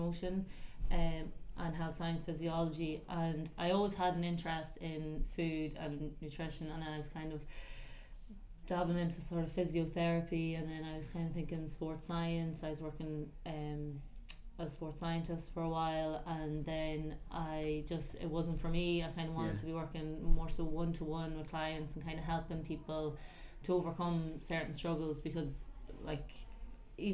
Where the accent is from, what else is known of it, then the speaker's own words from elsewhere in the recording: County Louth, Leinster, Ireland; I am from County Louth